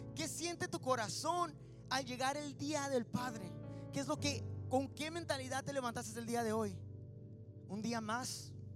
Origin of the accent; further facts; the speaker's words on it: Mexicali, Baja California, Mexico; moved away; nací en Mexicali y vivíamos así como comiendo para salir Río Colorado. Se llama el ejido del ejido Jiquilpan